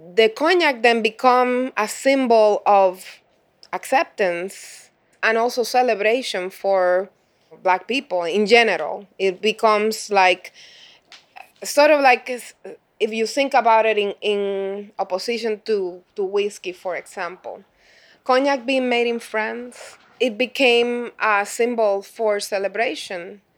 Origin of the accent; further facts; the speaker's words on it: Puerto Rico; moved away as an adult; now in Chicago, United States; growing up in Puerto Rico, since I, since I spent those twenty-seven years